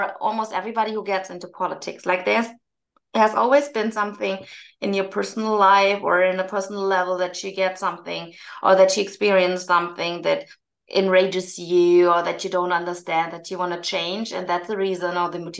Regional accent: Germany; I was born in Germany, but my parents came to Germany from South Korea to finish their studies here

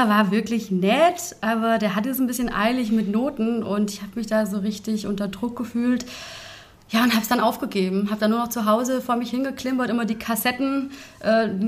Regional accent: Bavaria, Germany; now in Fulda, Germany; Aber klar, wenn man halt aufgewachsen ist im Allgäu und äh, Seen um sich hat und ähm, tolle Berge, ne? ist ja im Dreiländereck.

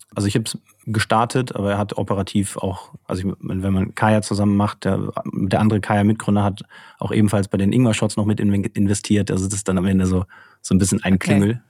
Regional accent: Cologne, North Rhine-Westphalia, Germany; now in Munich, Germany; wir sind beide aus Köln

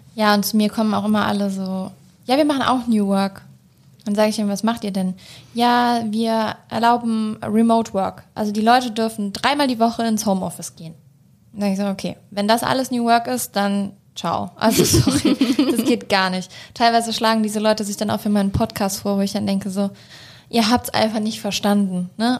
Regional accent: Germany; ich bin in Deutschland groß geworden

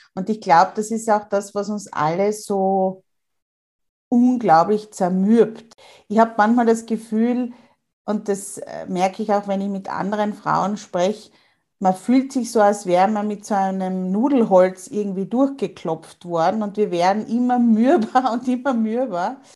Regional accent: Austria; bei uns in Österreich

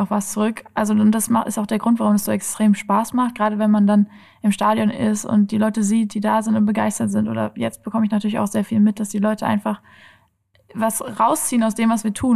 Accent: Oppenheim, Rhineland-Palatinate, Germany; also born or lived in Kiel; now in Frankfurt, Germany; Ich bin in Oppenheim aufgewachsen

